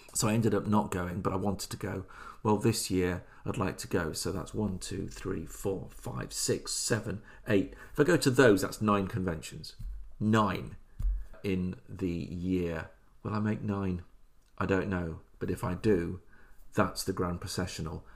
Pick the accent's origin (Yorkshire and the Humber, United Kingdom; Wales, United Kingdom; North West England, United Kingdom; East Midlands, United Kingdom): East Midlands, United Kingdom; Oadby; moved away; I grew up in Oadby Leicester